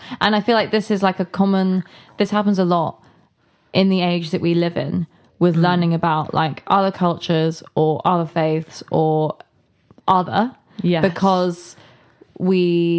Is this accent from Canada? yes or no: no; England, United Kingdom; growing up in England.